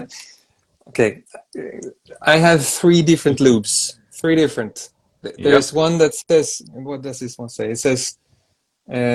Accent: Sweden; I'm from Sweden, which is a neighboring country

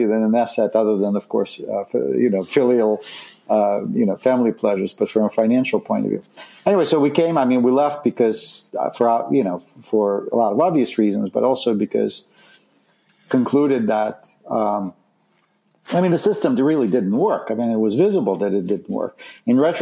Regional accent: Saint Petersburg, Russia; moved away as an adult; I grew up in Leningrad, which is now St. Petersburg. And left in 1978 when I was 19 with my family

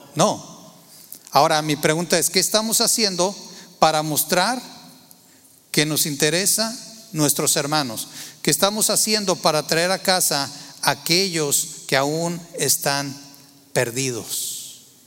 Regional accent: Torreón, Coahuila, Mexico; moved away; yo nací en, Tierra Santa, Torreón, Coahuila

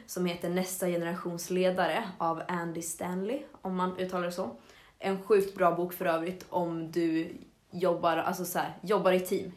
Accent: Avesta, Dalarna County, Sweden; moved away; när jag var hemma i Avesta så snackade jag och Filip, min lillebror

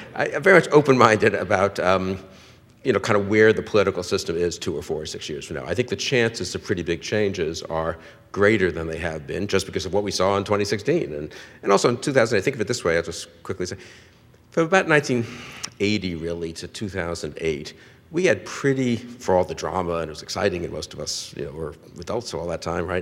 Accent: New York City, New York, United States; also born or lived in Cambridge, Massachusetts; now in Washington, United States; I grew up in New York, first of all, on the west side of New York

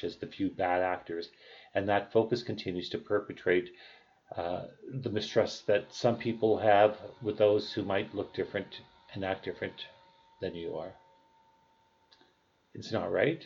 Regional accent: Canada; I'm Canadian

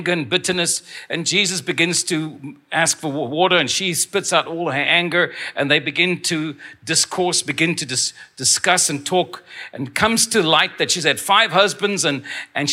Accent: Stellenbosch, Western Cape, South Africa; I was born in Stellenbosch

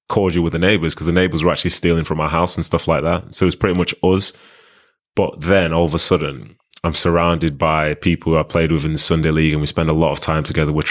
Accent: Nigeria; now in Manchester, United Kingdom; coming from Nigeria, like those first few years, we were living in Manchester, but it was a very Nigerian household. There's no real British influence within it.

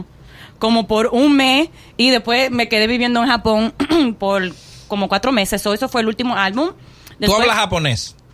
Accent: Dominican Republic; oh, yo soy dominicana

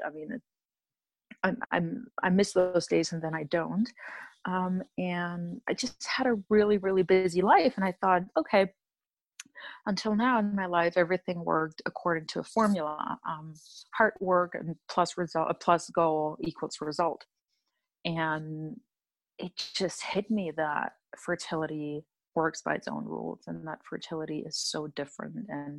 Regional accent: Germany; I'm originally from Germany, but moved around quite a bit.

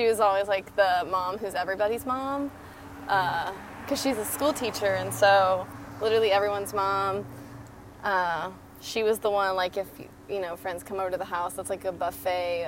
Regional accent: Texas, United States; being a Texan

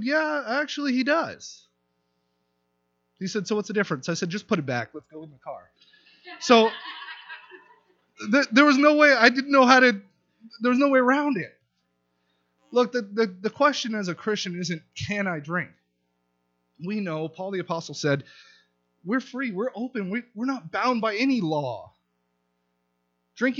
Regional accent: Southern California, United States; moved away as an adult; I'm from Southern California. There's wealth abounding from where I'm from

